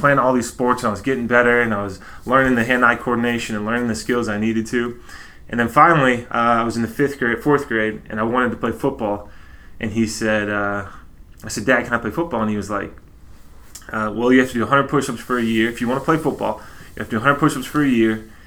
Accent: Texas, United States; so I grew up in Texas

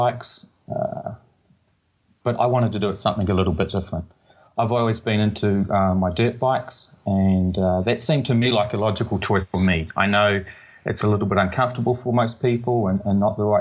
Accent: Tauranga, Bay of Plenty, New Zealand; moved away as an adult; also born or lived in Portland, Oregon; originally from Tauranga, New Zealand, born and raised in New Zealand.

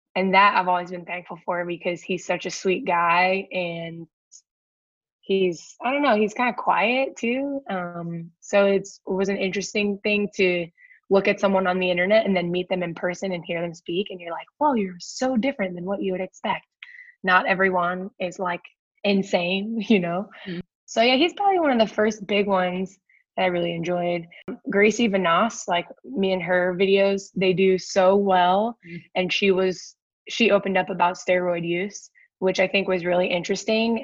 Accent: Akron, Ohio, United States; moved away; also born or lived in Washington, D.C.; I grew up in Akron, Ohio

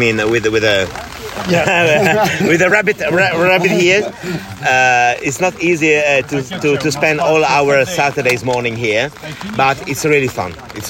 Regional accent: Rome, Lazio, Italy; English is a second language; I come from Rome

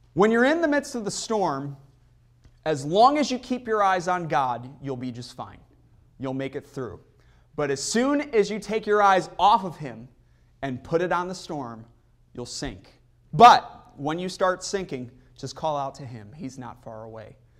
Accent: near Chicago, Illinois, United States; Growing up near Chicago

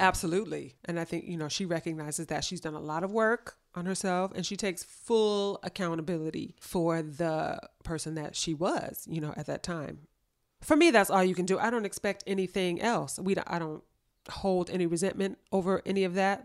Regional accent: Los Angeles, California, United States; I grew up in L A, born and raised

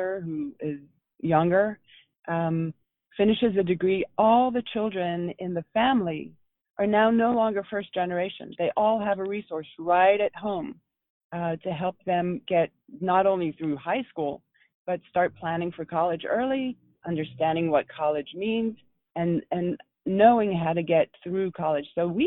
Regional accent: Philadelphia, Pennsylvania, United States; my hometown of Philadelphia

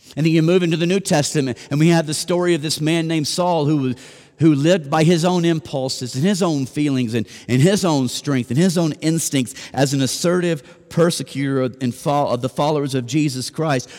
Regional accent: Nashville, Tennessee, United States; moved away; I'm from Nashville

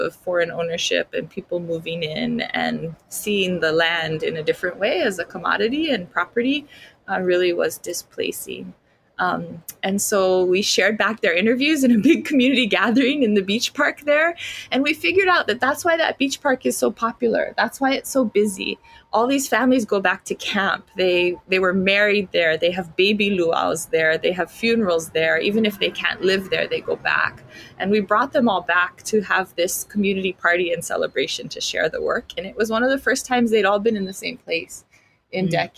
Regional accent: Kalihiwai, Hawaii, United States; I come from Kalihiwai, here on the island of Kauai

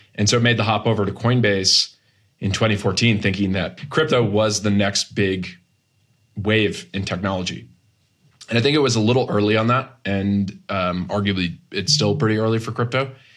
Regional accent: Massachusetts, United States; moved away as an adult; also born or lived in Boston / Silicon Valley; I grew up in Massachusetts, went to school on the East Coast, worked in Boston for a few years and then moved to Silicon Valley in twenty thirteen

